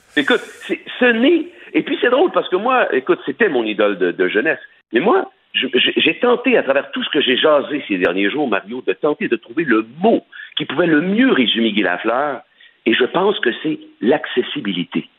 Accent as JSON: {"language": "French", "town": "Sorel", "region": "Quebec", "country": "Canada", "tie": "born or raised there", "said": "je suis originaire de Sorel. OK? Je suis pas de Québec, comme les gens pensent. Je suis de Sorel."}